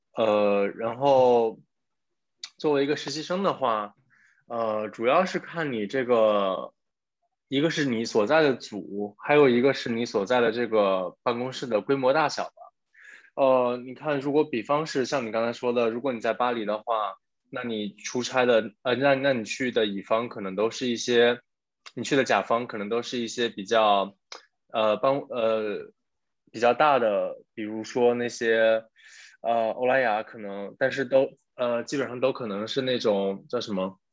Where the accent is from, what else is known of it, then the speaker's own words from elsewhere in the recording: China; now in France; 虽然我之前有在 国企上过班，但是其实我并没有真正地在国内工作过